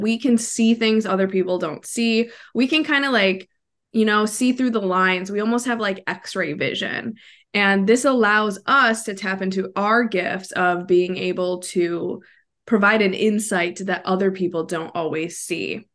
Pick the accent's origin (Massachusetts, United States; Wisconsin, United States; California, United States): Wisconsin, United States; moved away as an adult; now in Florida, United States; I'm originally from Wisconsin, so I'm a Midwest girl at heart, but I currently live in Florida